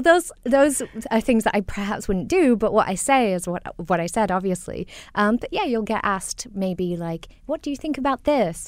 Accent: Singapore; accent: mishmash of both my parents; also born or lived in Nottingham, United Kingdom; growing up in Singapore or in the U K, um, 'cause I majored in the U K, I went to Nottingham U, University of Nottingham

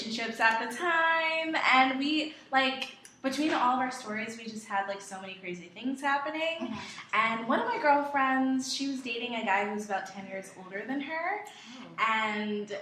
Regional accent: Georgia, United States; moved away as an adult; also born or lived in Queens, New York; now in New York, United States; I was born in Queens, New York, but I was raised in Georgia.

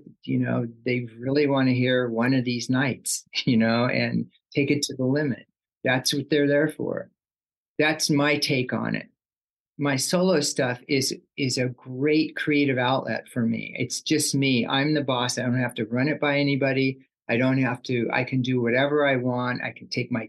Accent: Sacramento, California, United States; also born or lived in Oakland, California; I wasn't born in Southern California, but I was born in Oakland, like Central California, the Bay Area. Uh-huh. And I did most of my schooling in the Sacramento area

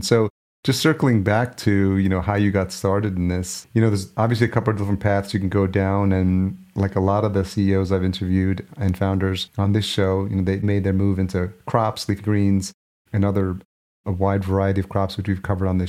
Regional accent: Yonkers, New York, United States; moved away as an adult; also born or lived in El Salvador / Atlanta, Georgia / Los Angeles; now in Minneapolis, United States; Just outside the city, Yonkers, New York is where I grew up. Technically, I was born in El Salvador, but my parents brought me over here when I was a year old

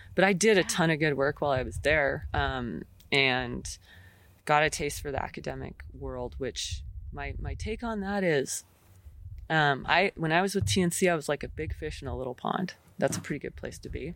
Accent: McKenzie River, Oregon, United States; I grew up on the Mackenzie River

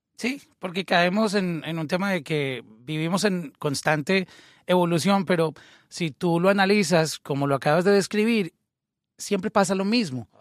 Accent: Colombia; yo fui de Colombia en, en esa época

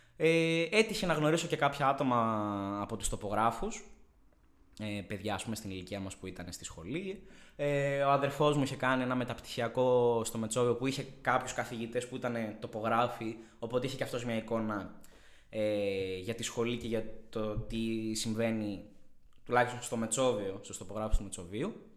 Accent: Thessaloniki, Central Macedonia, Greece; moved away as an adult; now in Athens, Greece; γεννήθηκα και μεγάλωσα στη Θεσσαλονίκη

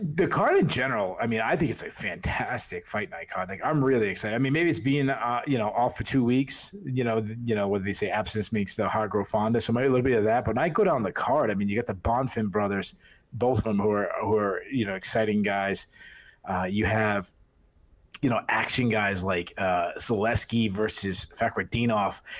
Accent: Boston, Massachusetts, United States; accent: Boston; moved away; Invicta was in Boston, so I had to go there. You know, fit in for once with my, with my accent, not standing out too bad.

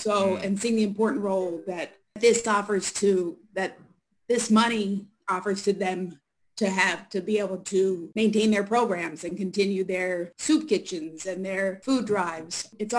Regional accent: Baltimore, Maryland, United States; also born or lived in New York City; So I'm from Baltimore, Maryland. That's where I am now. Grew up here. And when I was 23, I went and lived in New York City

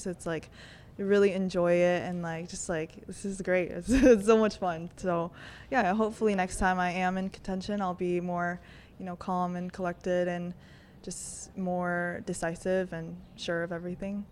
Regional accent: California, United States; moved away as an adult; now in Texas, United States; coming back, um, to my home state. Like, I love California.

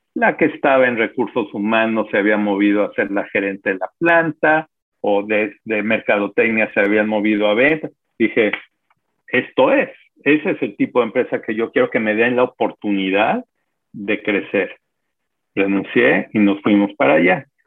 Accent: Mexico; also born or lived in Bronx, New York, United States; Cuando tenía yo dos años se movieron de regreso a México

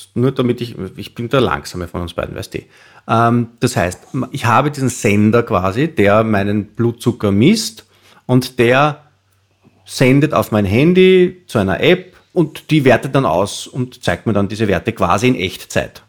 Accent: Austria; wie wir in Österreich

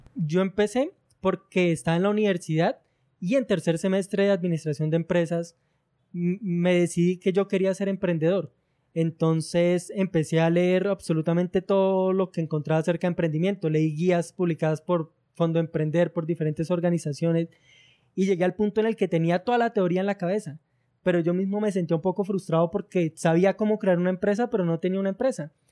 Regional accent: Girardot, Cundinamarca, Colombia; soy de una ciudad llamada Girardot, que está ubicada en el centro de, Colombia.

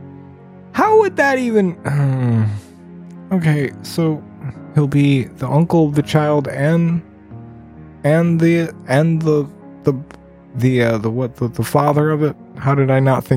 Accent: Ohio, United States; my home state of Ohio

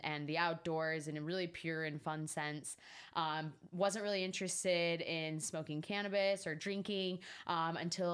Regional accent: Salt Lake City, Utah, United States; now in Las Vegas, United States; I grew up in Salt Lake City, Utah

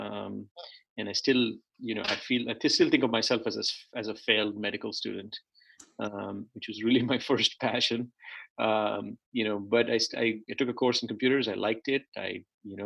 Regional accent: India; moved away as an adult; also born or lived in Chennai; now in United States; I grew up in India. I was born in a city that's now called Chennai. And I grew up, you know, a few different cities.

